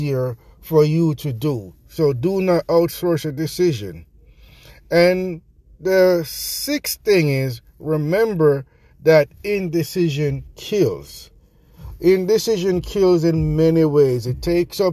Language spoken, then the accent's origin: English; Jamaica; accent: Jamaican; my Jamaican accent